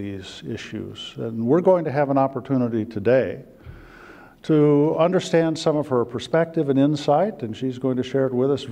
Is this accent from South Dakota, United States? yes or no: yes; South Dakota, United States; my home state of South Dakota